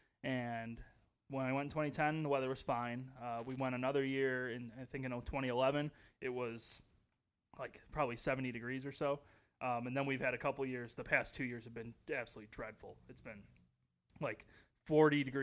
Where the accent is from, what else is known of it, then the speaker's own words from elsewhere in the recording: Chicago, Illinois, United States; moved away as an adult; now in San Jose, United States; back in my my hometown